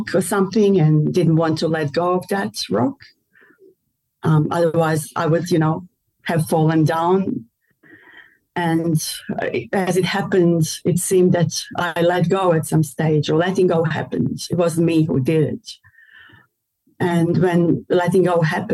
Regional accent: Melbourne, Victoria, Australia; I'm from Australia

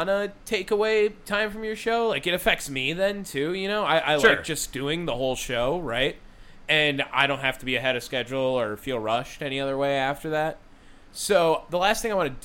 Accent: Wisconsin, United States; We're from Wisconsin.

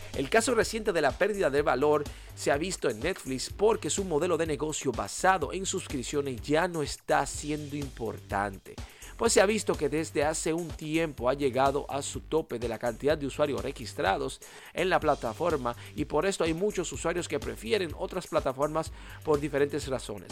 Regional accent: Dominican Republic; mi país natal y la isla de donde provengo, que es la República Dominicana

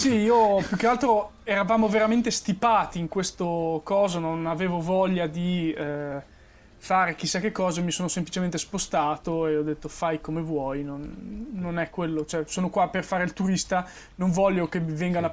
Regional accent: Emilia-Romagna, Italy; sono emiliano

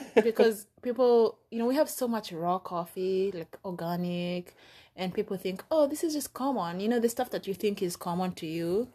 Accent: Nairobi, Kenya; moved away as an adult; now in United States; in Nairobi, where I grew up.

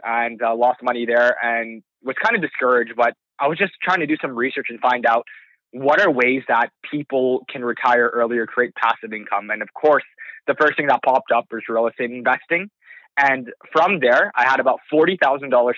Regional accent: Toronto, Ontario, Canada; I was born and raised in Scarborough. It's an area in Toronto

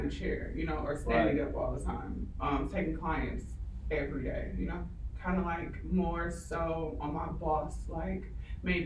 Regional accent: Milwaukee, Wisconsin, United States; moved away as an adult; now in Houston, United States; I'm from Milwaukee, Wisconsin.

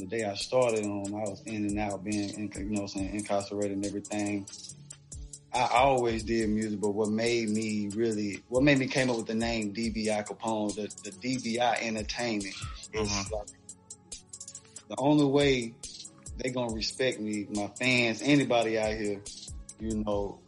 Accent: Charlotte, North Carolina, United States; I'm born and raised in Charlotte, Queen City Bound. Shout out to 704 all day long

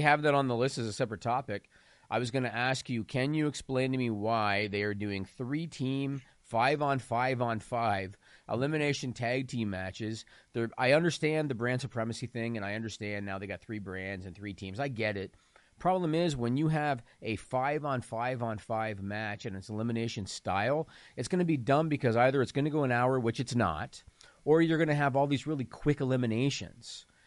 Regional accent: small town Ontario, Canada; I'm from small town Ontario, Canada

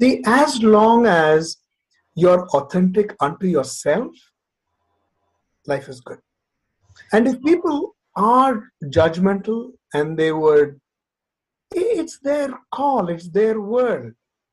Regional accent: Nagpur, Maharashtra, India; I grew up in Nagpur. I mean, when I say grew up in Nagpur, one of the time in my life as I was in high school, I was in Nagpur. I spent about 4 years in Nagpur.

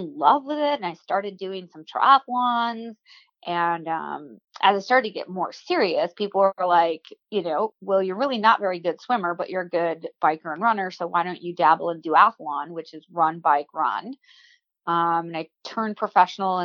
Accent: Waukesha, Wisconsin, United States; grew up in Waukesha, Wisconsin, and I was a hyper kid

